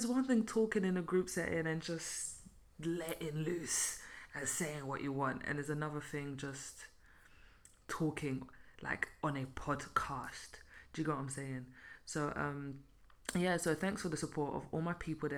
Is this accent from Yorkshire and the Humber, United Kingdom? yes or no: no; London, United Kingdom; also born or lived in Belgium; now in Luxembourg; I was born and raised in London.